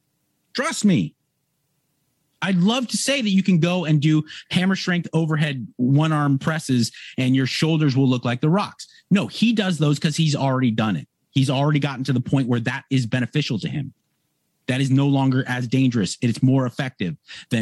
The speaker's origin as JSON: {"language": "English", "town": "Los Angeles", "region": "California", "country": "United States", "tie": "born or raised there", "said": "my hometown here, Venice, California"}